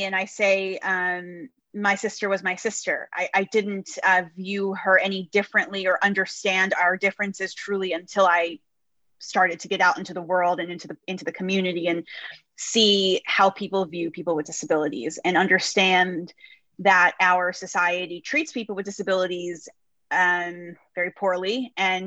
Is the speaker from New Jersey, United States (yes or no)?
yes; New Jersey, United States; I grew up in New Jersey.